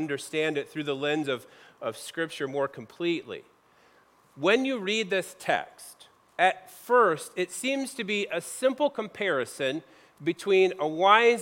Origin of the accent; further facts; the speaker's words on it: Midwest, United States; moved away as an adult; I grew up in the Midwest